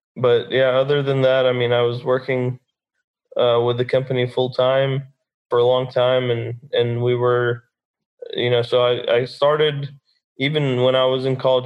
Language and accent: English; Dallas, Texas, United States; I'm born and raised in Dallas, Texas